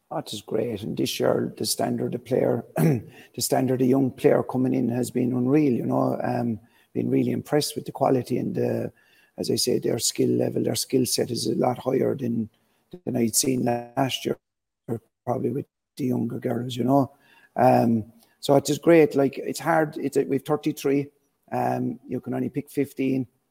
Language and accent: English; Kerry, Munster, Ireland; I'm from Kerry myself